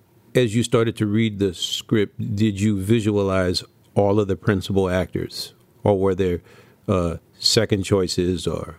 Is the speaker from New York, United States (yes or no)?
no; New Orleans, Louisiana, United States; thank God I was from New Orleans